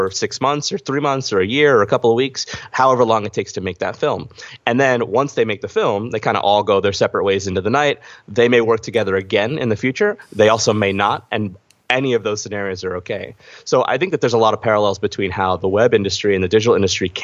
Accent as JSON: {"language": "English", "town": "Philadelphia", "region": "Pennsylvania", "country": "United States", "also_born_or_lived": "Brooklyn", "said": "I'm from Philly, in Philly. Been in Philly most of my life"}